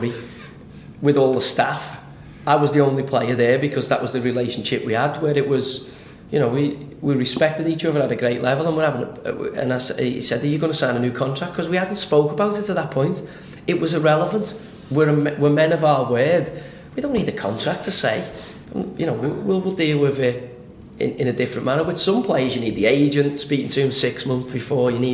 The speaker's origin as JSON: {"language": "English", "town": "Liverpool", "region": "North West England", "country": "United Kingdom", "tie": "born or raised there", "said": "I'm from Liverpool. The school that I went to was St. Agnes."}